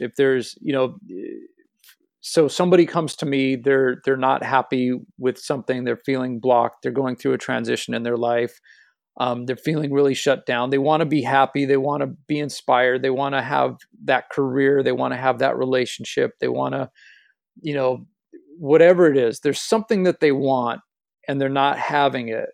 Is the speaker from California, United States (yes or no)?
yes; Los Angeles, California, United States; I grew up in Los Angeles, in the, the West Hollywood part of Los Angeles